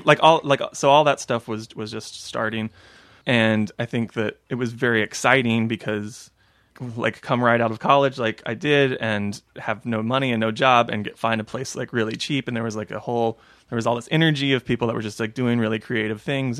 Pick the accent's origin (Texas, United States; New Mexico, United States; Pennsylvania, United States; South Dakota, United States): Texas, United States; moved away as an adult; now in Philadelphia, United States; originally from Texas